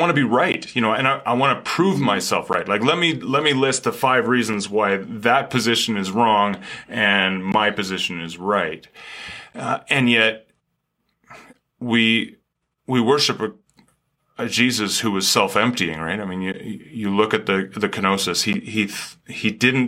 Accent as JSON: {"language": "English", "country": "Canada", "moved": "yes", "lives_now": "United States", "said": "as a Canadian living in America, I certainly come with a different perspective"}